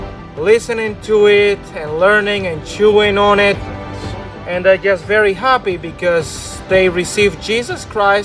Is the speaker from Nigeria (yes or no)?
no; Ciego de Ávila, Cuba; I am from Ciego de Avila.